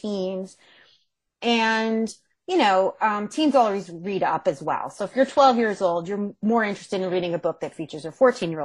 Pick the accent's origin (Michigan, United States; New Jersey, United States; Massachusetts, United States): New Jersey, United States; Monmouth County; moved away; I'm from New Jersey originally. I'm from Monmouth County, which is Central Jersey